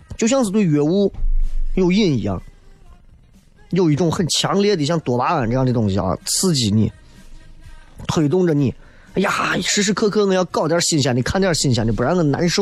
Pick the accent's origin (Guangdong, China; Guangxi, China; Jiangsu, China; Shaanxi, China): Shaanxi, China; Xi'an; 咱作为西安人